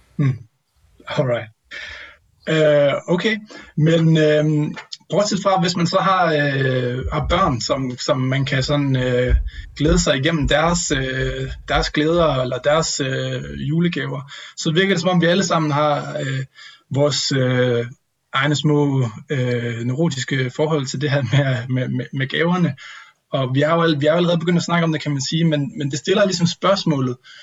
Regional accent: North Jutland, North Denmark Region, Denmark; moved away; hjemme med mine forældre i Vuelskov i Nordjylland

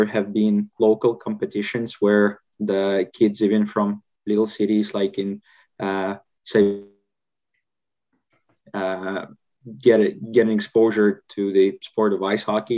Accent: Russia; moved away as an adult; now in Finland; I'm currently based in Finland, but was born and raised in Russia. Moved to Finland 10 years ago

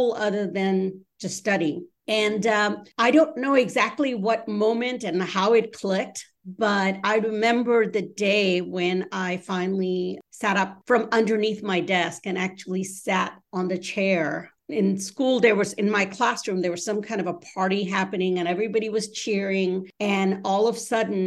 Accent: Memphis, Tennessee, United States; English is a second language; moved away as an adult; also born or lived in Dhaka, Bangladesh; now in Seattle, United States; when I was 10 years old, my entire family moved from Dhaka, Bangladesh, to Memphis, Tennessee, where I went through school. We didn't know any English when we arrived

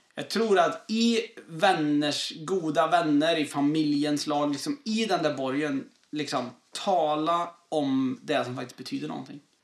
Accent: southern Sweden, Sweden; moved away as an adult; jag är från södra Sverige

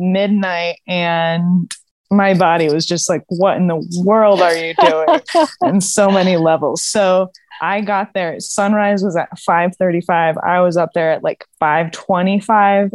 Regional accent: Arizona, United States; I'm from Arizona

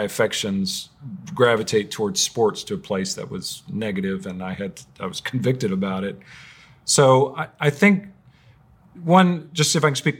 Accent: United States; I'm an American

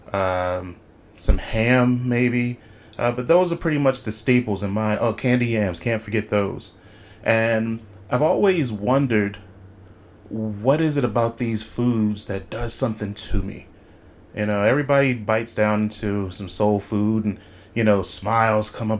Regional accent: Philadelphia, Pennsylvania, United States; I am from Philadelphia.

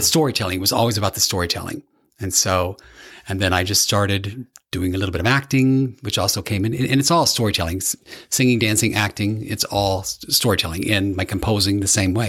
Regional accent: Evansville, Indiana, United States; grew up in Evansville, Indiana, which is right on the border of Kentucky. Very southern Indiana

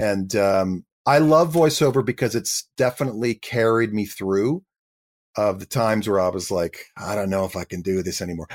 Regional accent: Canada; I was an actor from Canada

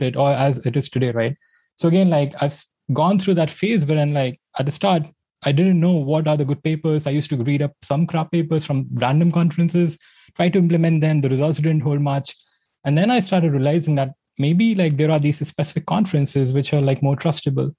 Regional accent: India; I grew up in India

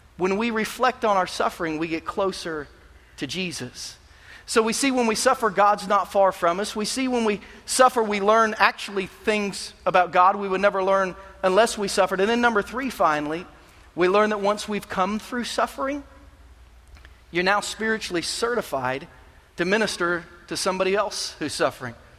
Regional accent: Kansas City, United States; moved away; I'm from Kansas City

